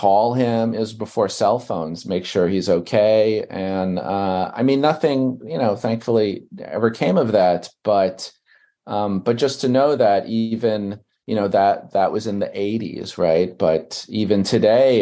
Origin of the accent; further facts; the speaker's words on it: New York City, New York, United States; I grew up in Brooklyn, New York